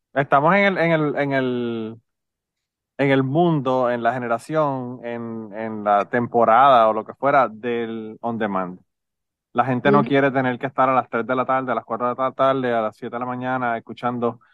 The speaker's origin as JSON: {"language": "Spanish", "country": "Puerto Rico", "moved": "yes", "lives_now": "Kentucky, United States", "said": "los boricuas resolvemos el problema inmediato"}